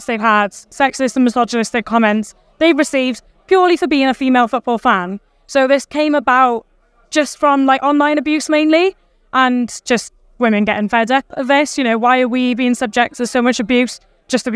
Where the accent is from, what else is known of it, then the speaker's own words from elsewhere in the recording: Welsh, Wales, United Kingdom; being Welsh